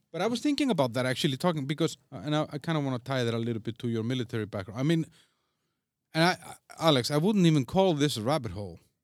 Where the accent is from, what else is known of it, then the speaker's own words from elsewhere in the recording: Iceland; also born or lived in Denmark; now in Czech Republic; I'm from Iceland.